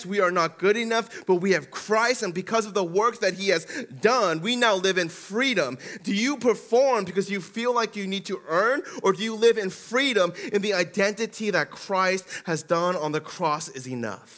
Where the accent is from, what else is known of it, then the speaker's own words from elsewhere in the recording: Denver, Colorado, United States; also born or lived in Aurora, Colorado; Back in the day in Denver and growing up in Denver, and at home, they would be Korean